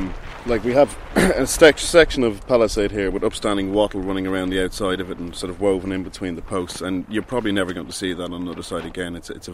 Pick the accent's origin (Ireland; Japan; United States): Ireland; Dublin, Leinster; I'm from Dublin.